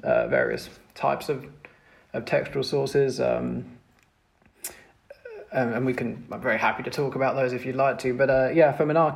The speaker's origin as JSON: {"language": "English", "country": "United Kingdom", "tie": "born or raised there", "said": "speaking as a British person who went through the educational system here, in the UK."}